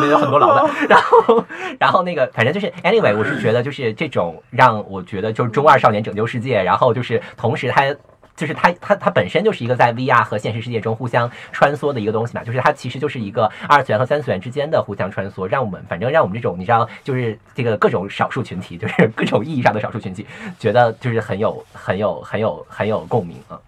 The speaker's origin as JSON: {"language": "Chinese", "country": "China", "said": "我是中国人"}